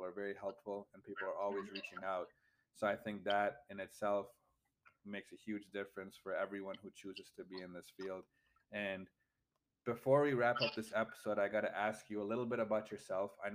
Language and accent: English; Michigan, United States; moved away as an adult; now in Ohio, United States; I'm from the Midwest, from Michigan, and I go to school at Kent State